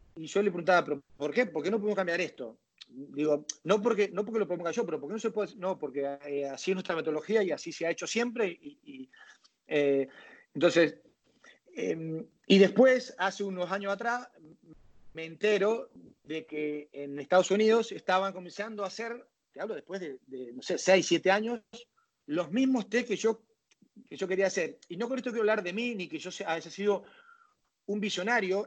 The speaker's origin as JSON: {"language": "Spanish", "town": "Rosario", "region": "Santa Fe", "country": "Argentina", "tie": "born or raised there", "also_born_or_lived": "Valencia, Venezuela", "moved": "yes", "said": "yo nazco, en, Valencia, em, toda mi familia es argentina, ellos vuelven a los, a los 7, 8 años para, Argentina y yo, bueno, ahí en Argentina"}